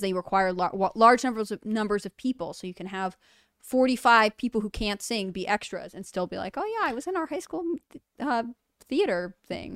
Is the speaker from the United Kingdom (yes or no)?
yes; United Kingdom; I'm British